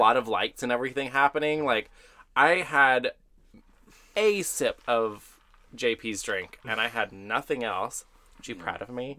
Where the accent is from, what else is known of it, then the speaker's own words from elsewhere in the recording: Texas, United States; I'm from Texas